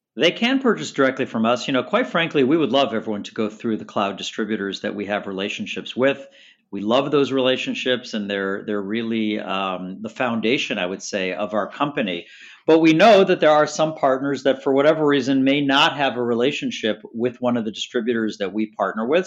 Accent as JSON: {"language": "English", "town": "Chicago", "region": "Illinois", "country": "United States", "moved": "yes", "lives_now": "Staten Island, New York, United States", "said": "I'm originally from Chicago"}